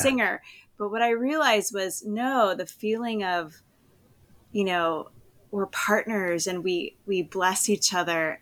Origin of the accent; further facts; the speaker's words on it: East Coast, United States; moved away as an adult; also born or lived in Berlin, Germany; now in Southern California, United States; I'm originally from the East Coast